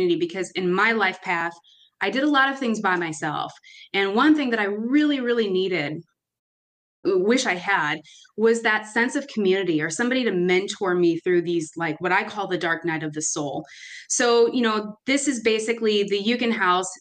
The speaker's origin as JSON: {"language": "English", "town": "Chicago", "region": "Illinois", "country": "United States", "tie": "born or raised there", "said": "I'm from Chicago, grew up in Albany Park, right in the heart of it."}